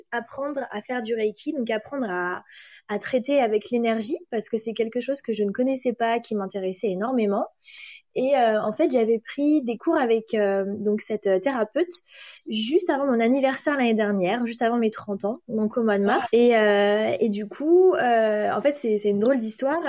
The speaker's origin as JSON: {"language": "French", "country": "France", "first_language": "French", "moved": "yes", "lives_now": "London, United Kingdom", "said": "je suis française"}